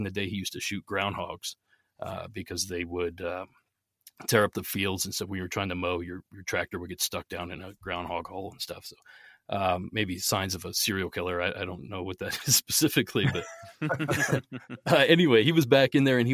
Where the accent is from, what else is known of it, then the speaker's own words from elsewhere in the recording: Southeast Ohio, United States; I grew up in Southeast Ohio. If you're familiar with the area, it's about halfway between Pittsburgh and Columbus